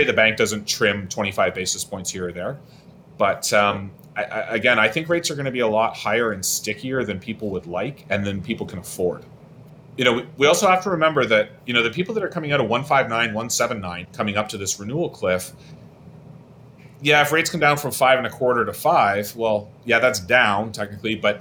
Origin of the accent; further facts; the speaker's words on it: London, Ontario, Canada; I'm from London